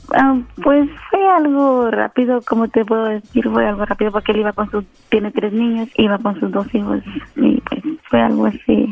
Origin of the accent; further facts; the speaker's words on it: Guatemala; yo soy de Guatemala